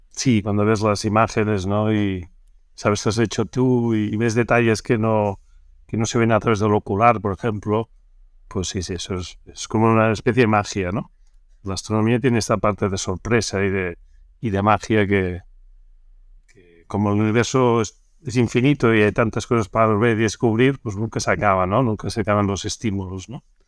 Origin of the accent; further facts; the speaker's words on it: Barcelona, Catalonia, Spain; yo soy nacido en Barcelona